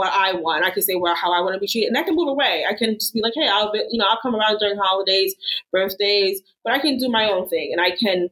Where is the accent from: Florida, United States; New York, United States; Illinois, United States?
New York, United States; moved away as an adult; now in Tulsa, United States; I'm a New Yorker. I'm from New York